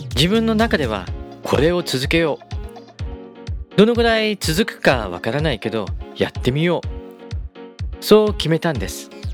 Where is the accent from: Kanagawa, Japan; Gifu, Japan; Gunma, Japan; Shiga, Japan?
Gunma, Japan; 群馬県で生まれ群馬県で育ちました